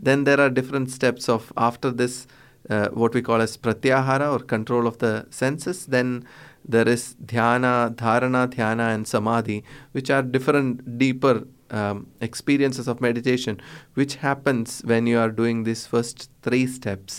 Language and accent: English; Kerala, India; I'm from Kerala